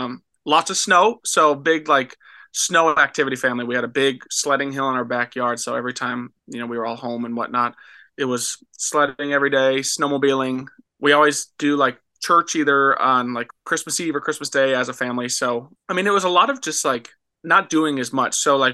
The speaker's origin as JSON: {"language": "English", "region": "Minnesota", "country": "United States", "tie": "born or raised there", "said": "And then we always try to play like the church that I grew up in Minnesota. They really enjoy like when we come home and play at church."}